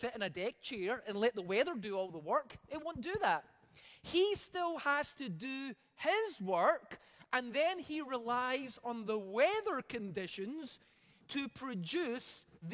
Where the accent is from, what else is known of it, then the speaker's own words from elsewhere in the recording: Scotland, United Kingdom; now in Alberta, Canada; I come from Scotland.